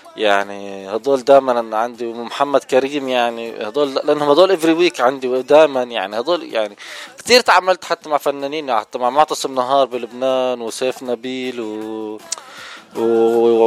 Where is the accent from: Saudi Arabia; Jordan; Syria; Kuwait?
Jordan; also born or lived in Lebanon; now in Orange County, United States; انا من الاردن